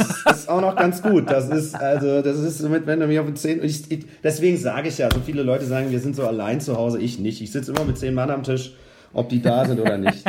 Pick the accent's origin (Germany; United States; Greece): Germany; Rüdesheim am Rhein, Hesse; also born or lived in Eltville; komme ich ja gebürtig aus Hessen auch, also aus Rüdesheim am Rhein und habe dann in Eltville in der Fassennacht mit zwölf Jahren angefangen